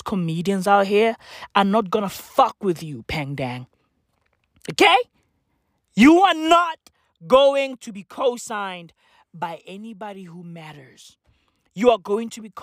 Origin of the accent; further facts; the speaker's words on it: South Africa; I'm from South Africa. Okay? I'm from South Africa. Apartheid birthed me. Okay? I'm a black kid in South Africa